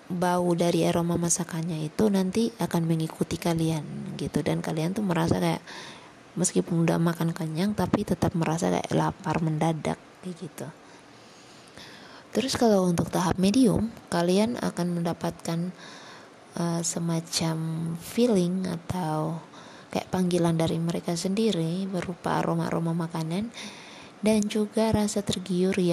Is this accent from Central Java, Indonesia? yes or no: no; Kupang, East Nusa Tenggara, Indonesia; paling banyak di kota aku di kota Kupang tuh paling banyak